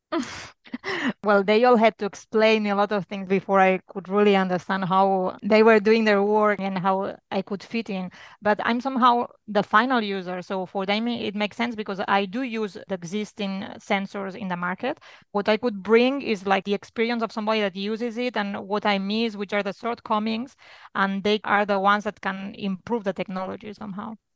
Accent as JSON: {"language": "English", "town": "Barcelona", "region": "Catalonia", "country": "Spain", "moved": "as an adult", "lives_now": "Luxembourg", "said": "I'm from Barcelona, but I have settled with my family in Luxembourg"}